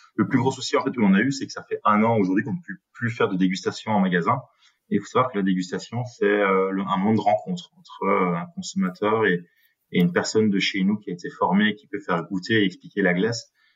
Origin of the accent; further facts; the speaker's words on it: Binche, Wallonia, Belgium; on est de Binche, donc de la région du centre